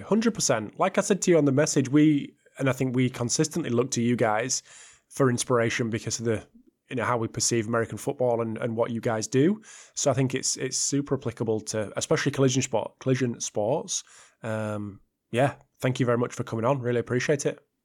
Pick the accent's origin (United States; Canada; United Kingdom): United Kingdom; I'm a Brit